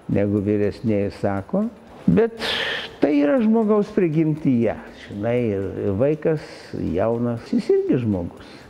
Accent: Kaunas, Kaunas County, Lithuania; tu pats kaunietis? Jo, aš

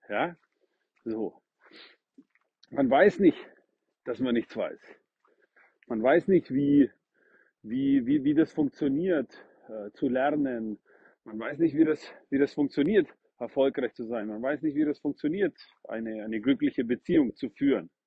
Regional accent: Northern Croatia, Croatia; now in Germany; den kannte ich in meiner Heimatstadt in Nordkroatien

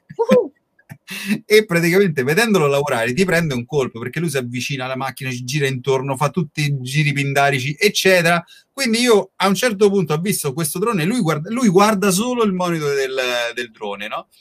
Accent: Rome, Lazio, Italy; noi poi siamo di Roma

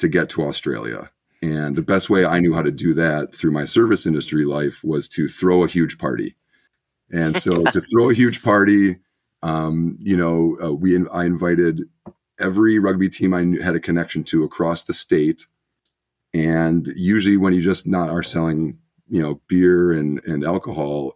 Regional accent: Milwaukee suburbs, Wisconsin, United States; My family was originally from Milwaukee. We moved out to the suburbs, I want to say when I was 5.

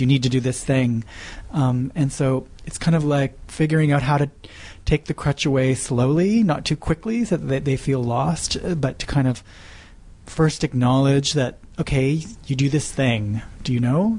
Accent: Nova Scotia, Canada; moved away as an adult; now in Montreal, Canada; Originally, I grew up in Nova Scotia.

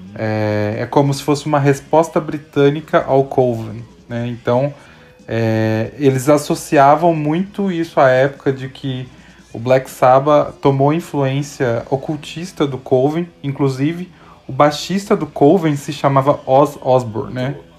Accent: Minas Gerais, Brazil; eu sou mineiro também

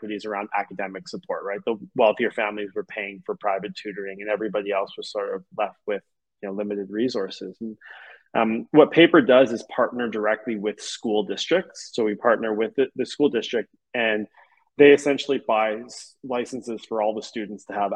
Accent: Montreal, Quebec, Canada; I grew up in Montreal

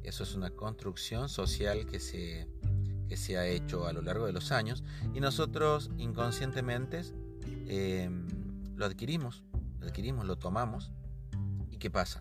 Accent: Argentina; soy de Argentina

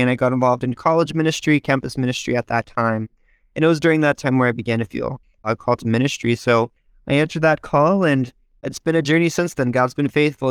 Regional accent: Visalia, California, United States; I was born here in the United States in Visalia, California. It's about an hour's north of Bakersfield, if you're familiar. It's kind of the Central Valley area

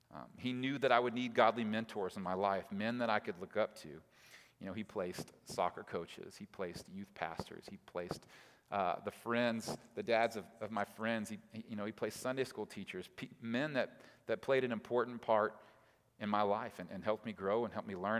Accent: Oklahoma City, Oklahoma, United States; now in Tulsa, United States; I live in Tulsa, but I'm from Oklahoma City

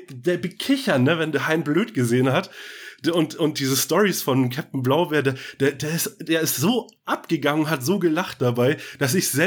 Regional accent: Northern Germany, Germany; wir, wir kommen ja auch aus dem Norden. Äh, so alles Hanseaten, der hanseatische Snack noch so ein bisschen dabei.

